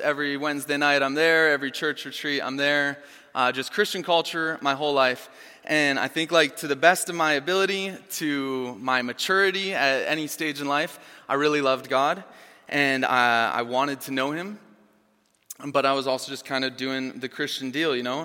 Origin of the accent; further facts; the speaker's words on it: Chanhassen, Minnesota, United States; moved away; I grew up here in Chanhassen